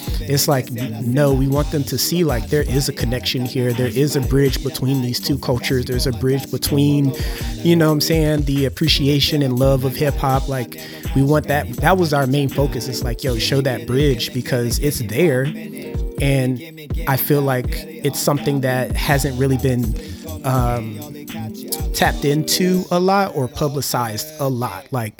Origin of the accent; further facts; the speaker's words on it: Germany; I also, like I said, growing up in Germany, having access to German MTV as well as British MTV